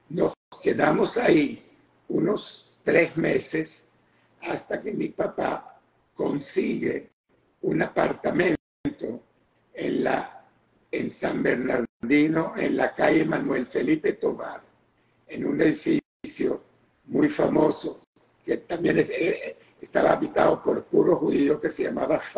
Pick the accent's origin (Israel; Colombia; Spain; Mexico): Israel; moved away; ok, yo vine de Israel ya con bastante buen inglés.